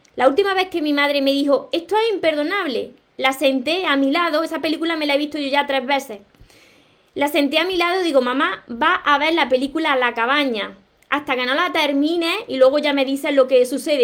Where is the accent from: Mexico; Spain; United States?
Spain; Andalusia; De, de España soy, de Andalucía precisamente, del sur de España